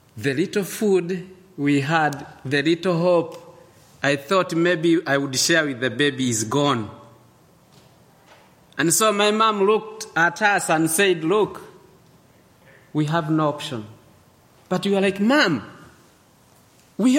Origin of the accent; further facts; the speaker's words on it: Eldoret, Uasin Gishu County, Kenya; moved away; also born or lived in Uganda; I was born in a place called Eldoret, dominated by a tribe called Kalenjin.